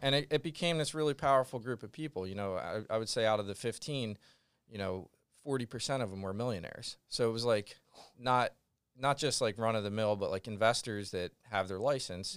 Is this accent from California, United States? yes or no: no; Glen Mills, Pennsylvania, United States; I'm from Glen Mills, which is right next to Westchester.